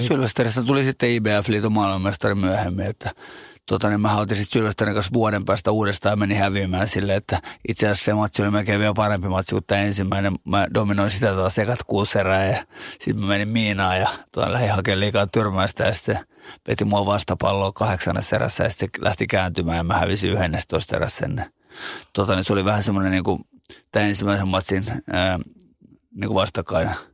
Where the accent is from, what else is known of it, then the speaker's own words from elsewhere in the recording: Finland; kasvanut ja syntynyt Suomessa